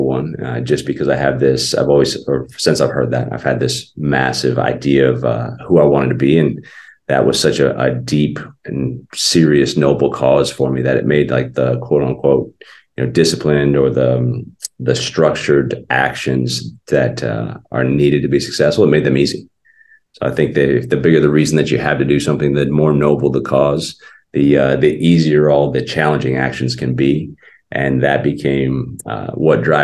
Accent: Arizona, United States; also born or lived in New Jersey; at like 3 or 4, we left New Jersey and I was raised in Arizona.

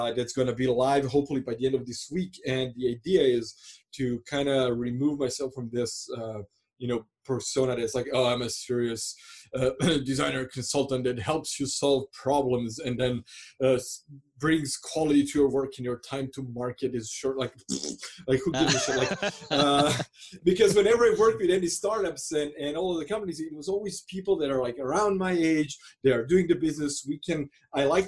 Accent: Croatia; English is a second language; I'm from Croatia

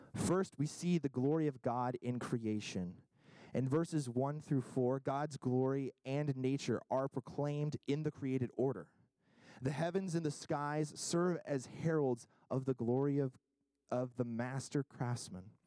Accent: Kentucky, United States; now in New England, United States; I'm from Kentucky originally

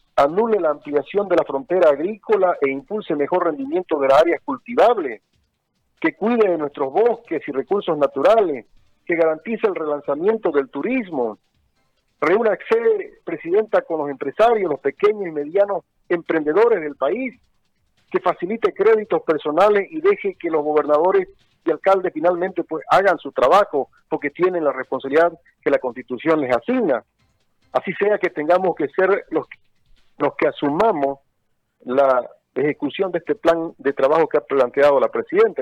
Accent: Chiquitania, Santa Cruz, Bolivia; Yo soy un boliviano que ha tenido la suerte de nacer en esta bendita tierra chiquitana, de formarse profesionalmente en Santa Cruz

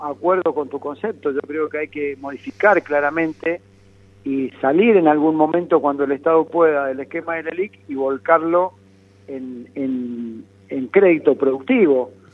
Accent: Argentina; lejos estoy, como muchos argentinos

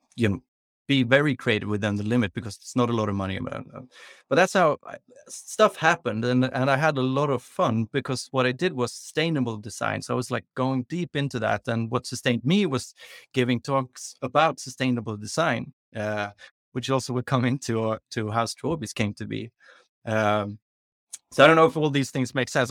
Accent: Sweden; also born or lived in London, United Kingdom; We moved to London, so I grew up in London when I was, like, three, between three and six years old, uh, which men-, means that I started school earlier than we do in Sweden. So when I came to Swedish school

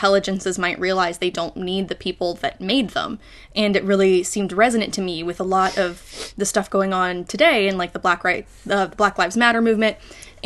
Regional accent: Morgantown, West Virginia, United States; So I am originally from Morgantown, West Virginia. That's where I was born and raised

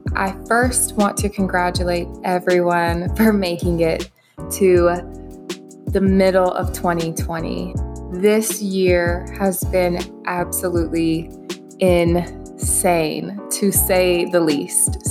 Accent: the South, Alabama, United States; moved away as an adult; also born or lived in Minneapolis, Minnesota; now in Dallas, United States; I was born and raised in the South

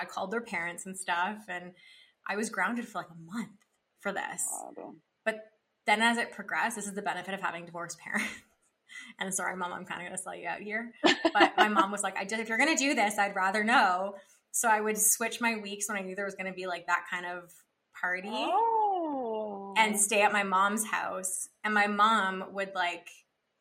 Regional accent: Ottawa, Ontario, Canada; I grew up in Ottawa, and so it's in Ontario.

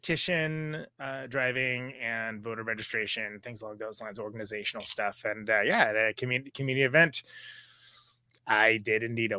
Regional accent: Central Valley, California, United States; moved away as an adult; also born or lived in Oakland, California; now in Wisconsin, United States; Like there's like wineries a lot in the Central Valley because that's where I'm originally from, even though I'm mostly disdainful of it, where it's like almonds, tomatoes, good amount of mid-grade wine. Like it's very agricultural.

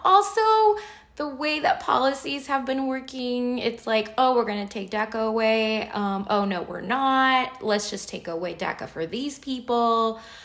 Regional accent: United States; also born or lived in Mexico; I've lived my life, my entire life here. I came here when I was 3 years old.

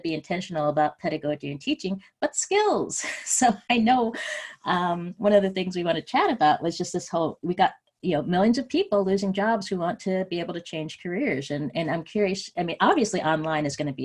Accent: West Coast, United States; I grew up on the West Coast and know a lot of the institutions around here.

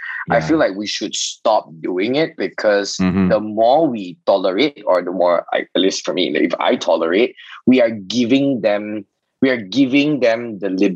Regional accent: Alor Setar, Kedah, Malaysia; we're from Alostar, right? Everyone could speak Hokkien too.

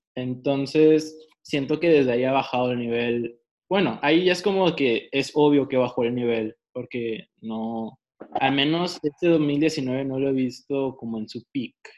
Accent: Mexico; soy mexicano

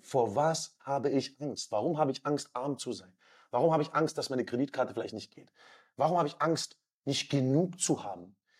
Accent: Southern Germany, Germany; Wir sind in Süddeutschland aufgewachsen

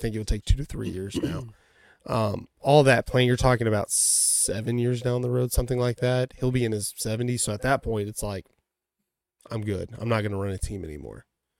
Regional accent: Dallas, Texas, United States; Fort Worth and Dallas are different, but I have no problem telling people I'm from Dallas. I think it's a pride deal.

